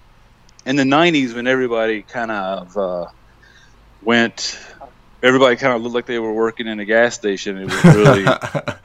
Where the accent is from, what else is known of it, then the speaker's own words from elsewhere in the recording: United States; being an American